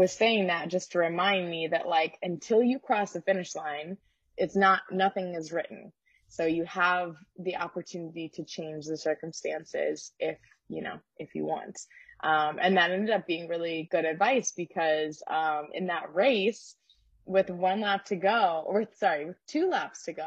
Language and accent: English; St. Louis, Missouri, United States; I'm from Missouri